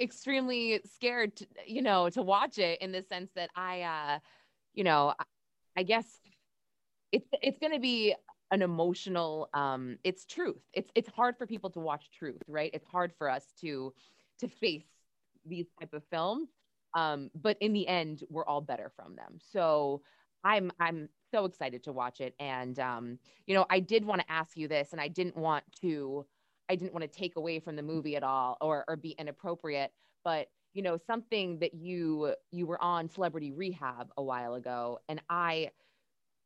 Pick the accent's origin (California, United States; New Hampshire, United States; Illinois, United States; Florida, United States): New Hampshire, United States; Manchester; moved away; I'm from New Hampshire and the Manchester area, which is actually where I went to high school